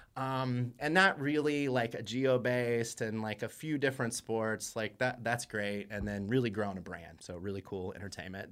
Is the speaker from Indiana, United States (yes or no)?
yes; Indiana, United States; moved away; I'm from Indiana